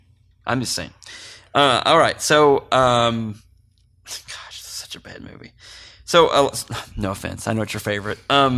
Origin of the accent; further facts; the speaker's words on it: Mountain View, California, United States; And this is growing up in Mountain View. This is how we solved a lot of our problems, too.